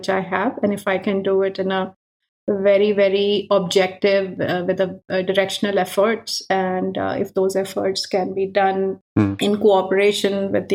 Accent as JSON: {"language": "English", "country": "India", "tie": "born or raised there", "moved": "yes", "lives_now": "Europe", "said": "growing up in India, you have a lot of festivals"}